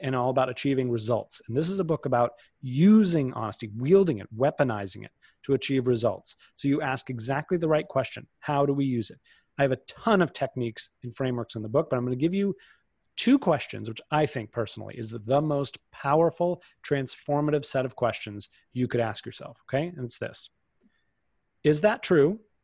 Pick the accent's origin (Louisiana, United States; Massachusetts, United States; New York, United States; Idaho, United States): Massachusetts, United States; outside of Boston; I grew up outside of Boston